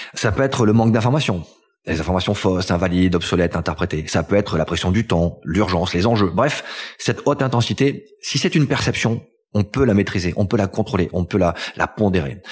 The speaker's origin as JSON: {"language": "French", "town": "L'Isle-en-Dodon", "region": "Occitania", "country": "France", "tie": "born or raised there", "also_born_or_lived": "Toulouse", "said": "Je suis né à Toulouse et j'ai grandi entre Toulouse et les Pyrénées dans un petit village qui s'appelle l'île Dodon"}